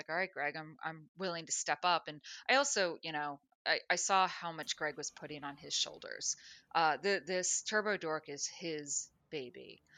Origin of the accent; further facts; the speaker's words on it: Florida, United States; also born or lived in Minnesota; now in Los Angeles, United States; I was born in Minnesota, grew up in South Florida, went to college and worked in Central Florida, moved to Mobile, Alabama for a news station, moved back to Orlando